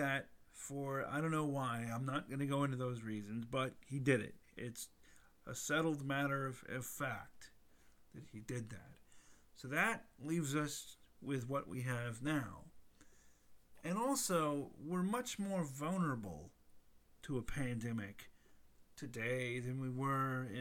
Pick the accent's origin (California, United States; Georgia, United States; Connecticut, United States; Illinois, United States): Georgia, United States; Atlanta; my hometown of Atlanta